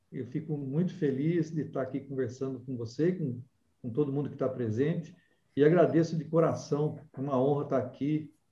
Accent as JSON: {"language": "Portuguese", "town": "Amparo", "region": "São Paulo", "country": "Brazil", "tie": "born or raised there", "said": "Na verdade, eu sou paulistano. Ah, é? São Paulo. É, ah, é, mas você se criou em Amparo"}